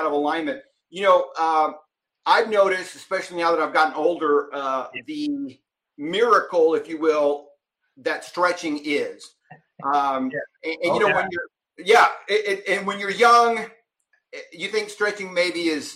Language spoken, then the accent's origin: English; Texas, United States; my home state of Texas